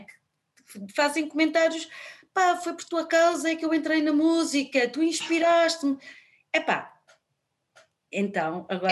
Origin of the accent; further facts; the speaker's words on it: Lisbon, Portugal; eu sou de Lisboa